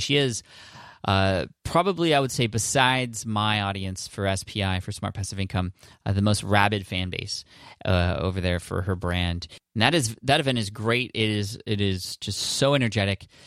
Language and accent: English; San Diego, California, United States; my hometown in San Diego